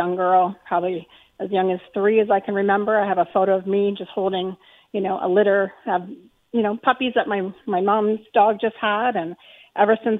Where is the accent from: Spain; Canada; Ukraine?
Canada; Burlington, Ontario; moved away as an adult; also born or lived in Welland, Ontario; now in Stevensville, Canada; I'm from the Burlington area. I've been in Burlington for over 40 years.